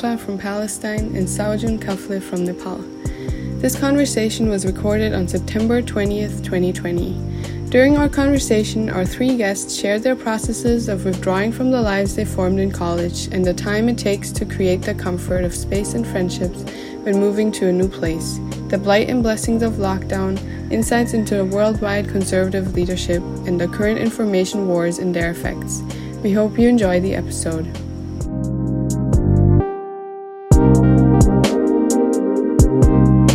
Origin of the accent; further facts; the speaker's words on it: Germany; now in United States; I'm not at home in Germany